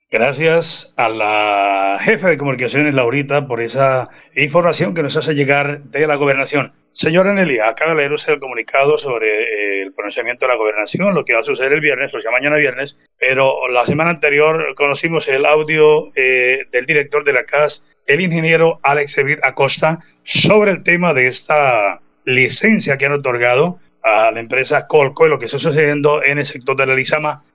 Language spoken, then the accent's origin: Spanish; Páramo, Santander, Colombia; nosotros venimos de Vereda, ya el páramo de la salud, provincia de Guarentina